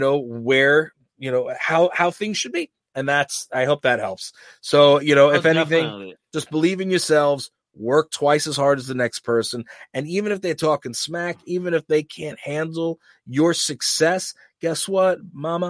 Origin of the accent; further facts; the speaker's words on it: New York, United States; We're from New York